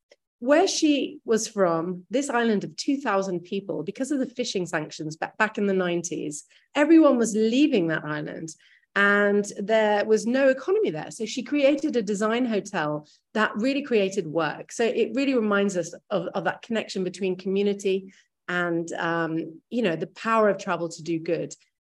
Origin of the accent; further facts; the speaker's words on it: New York, United States; And I grew up actually in New York and my whole childhood was moving around.